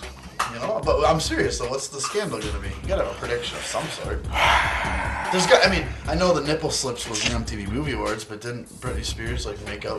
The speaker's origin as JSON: {"language": "English", "country": "Canada", "said": "We're all Canadian and shit up here."}